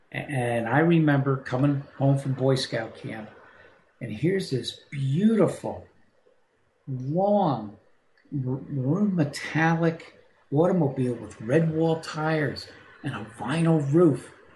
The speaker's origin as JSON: {"language": "English", "town": "New Brunswick", "region": "New Jersey", "country": "United States", "tie": "born or raised there", "said": "I grew up in New Brunswick, New Jersey"}